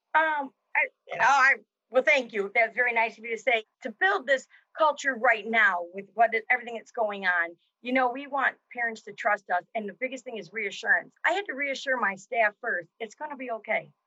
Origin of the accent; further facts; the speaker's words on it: Jackson, United States; also born or lived in South Carolina; I moved back to my hometown in 1986